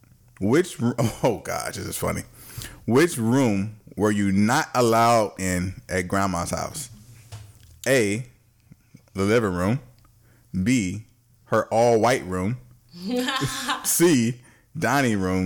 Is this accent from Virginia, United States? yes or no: yes; Tappahannock, Virginia, United States; I'm from Tappahannock, Virginia